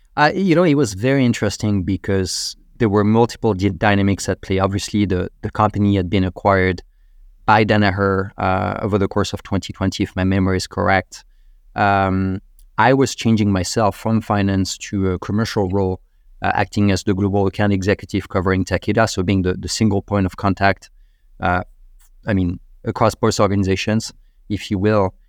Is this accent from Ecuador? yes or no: no; Normandy, France; moved away as an adult; also born or lived in Paris, France; now in United States; I'm from Normandy in northern France